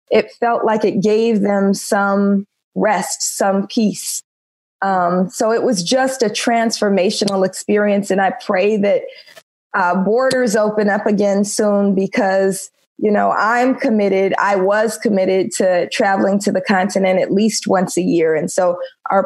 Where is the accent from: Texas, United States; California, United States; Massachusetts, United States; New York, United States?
California, United States; Oakland; now in Los Angeles, United States; I'm from Oakland in the 70s, right? I'm the Panther Cub generation, right? All of our parents are activists